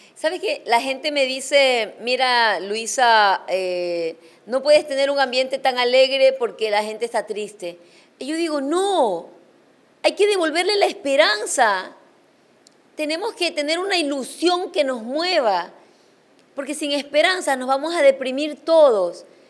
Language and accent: Spanish; Chone, Manabí, Ecuador; en mi tierra, en Chone